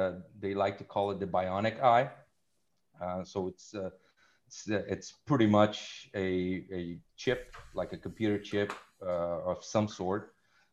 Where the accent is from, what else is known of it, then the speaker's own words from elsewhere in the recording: Rio de Janeiro, Brazil; moved away as an adult; now in Montreal, Canada; I'm originally from Rio de Janeiro, Brazil.